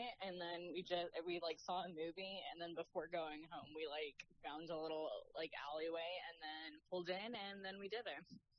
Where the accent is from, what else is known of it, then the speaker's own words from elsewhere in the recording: Las Vegas, Nevada, United States; I was born and raised in Vegas.